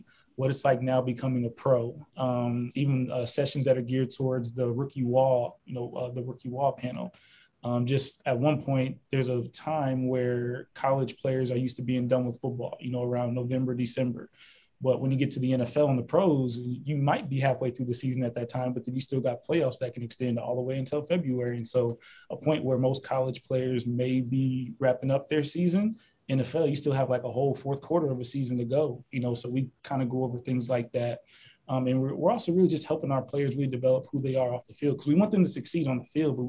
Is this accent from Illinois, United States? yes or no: yes; Normal, Illinois, United States; also born or lived in Carbondale, Illinois; now in Miami, United States; I'm originally from the Midwest. You know, born and raised from Normal, Illinois